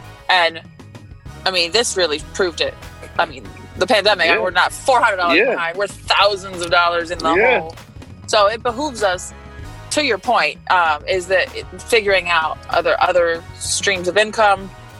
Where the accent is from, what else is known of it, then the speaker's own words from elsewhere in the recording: New Orleans, Louisiana, United States; I'm from New Orleans, or I claim New Orleans. I'm from all over